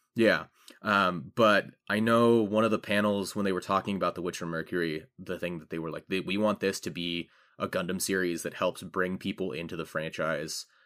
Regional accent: United States; I'm an American

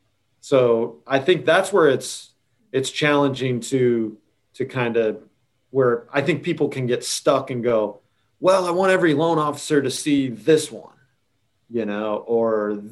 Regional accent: Florida, United States; We're Publix people because we came from Florida.

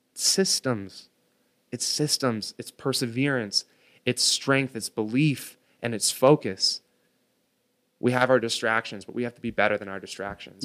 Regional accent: United States; I was born on American soil

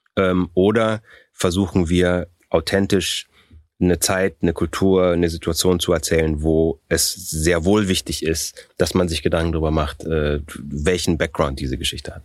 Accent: Germany; also born or lived in Austria; ich bin in Österreich geboren worden, ich bin mit sechs Jahren nach Deutschland gekommen, ich habe hier Abitur gemacht, ich habe einen, einen deutschen Pass

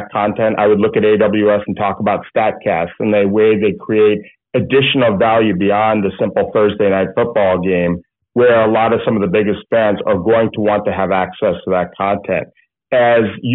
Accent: United States; now in California, United States; I grew up in the New York, New Jersey area

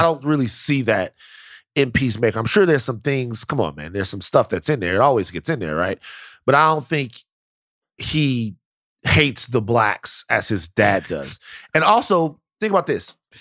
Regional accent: Louisiana, United States; I'm from Louisiana.

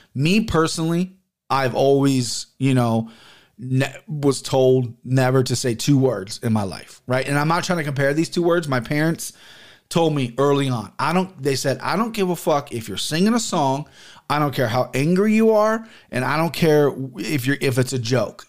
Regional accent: Cincinnati, Ohio, United States; I grew up in Cincinnati where prominently white where I'm from

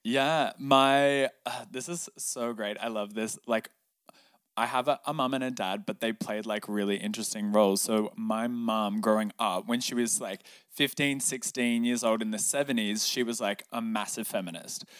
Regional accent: Cronulla, New South Wales, Australia; also born or lived in Newtown, Sydney; I grew up in Sydney, Australia, down south in a very coastal town beach, um, called Cronulla.

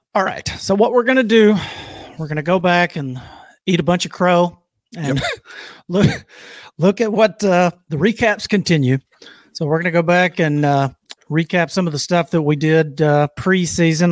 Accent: Alabama, United States; I'm from Alabama. We're not used to this shit.

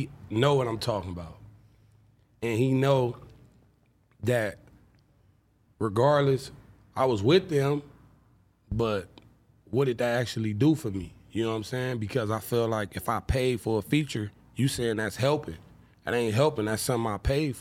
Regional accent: Compton, California, United States; I'm from Bompton

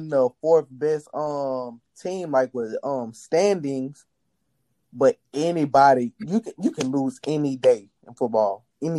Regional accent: Louisiana, United States; I'm from Louisiana

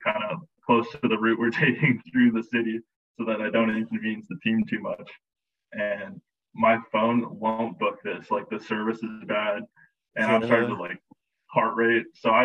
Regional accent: British Columbia, Canada; moved away as an adult; being from British Columbia

